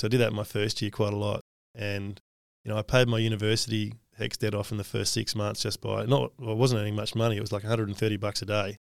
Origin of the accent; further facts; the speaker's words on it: Australia; one of the best things about being Australian is we're egalitarian